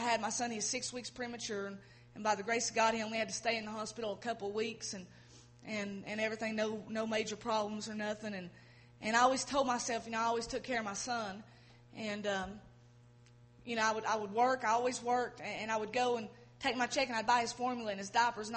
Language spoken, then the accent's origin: English; Erwin, Tennessee, United States; growing up in Irwin, Irwin's a small town, everybody knows everybody